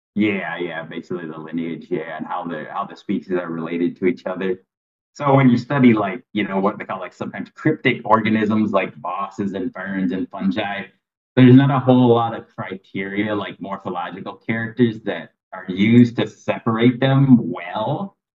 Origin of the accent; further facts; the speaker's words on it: Michigan, United States; moved away as an adult; also born or lived in Tennessee; now in Thailand; I'm originally from Michigan, and then I, I mean, I lived there till I was like 26